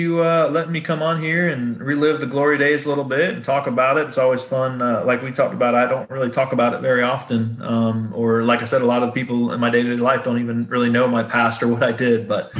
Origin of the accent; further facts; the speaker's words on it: the South, United States; Because obviously growing up in the South is all flatland around here.